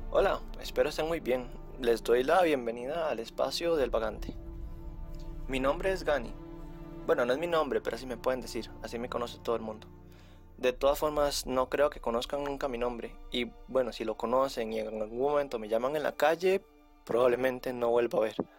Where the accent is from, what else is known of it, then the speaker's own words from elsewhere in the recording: Costa Rica; yo soy de Costa Rica